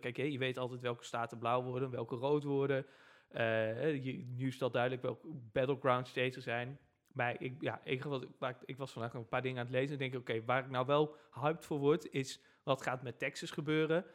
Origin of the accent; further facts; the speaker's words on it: Netherlands; wij Nederlanders